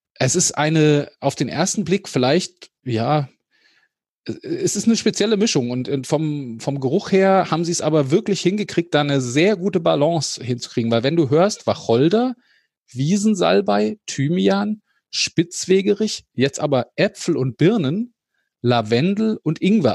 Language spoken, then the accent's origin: German; Hesse, Germany; als Hesse